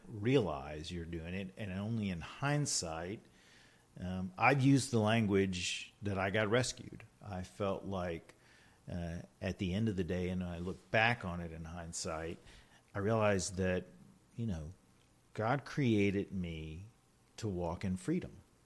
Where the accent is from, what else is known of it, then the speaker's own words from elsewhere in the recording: Richmond, Virginia, United States; I was born and raised here in Richmond